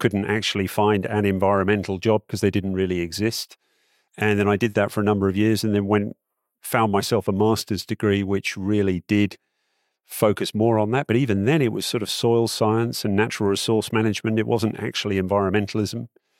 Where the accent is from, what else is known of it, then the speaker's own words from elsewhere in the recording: Malaysia; I grew up in Malaysia as a small kid. I'm in my 50s now.